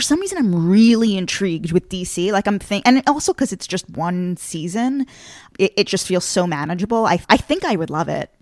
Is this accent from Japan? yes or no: no; Long Island, New York, United States; I'm from Long Island originally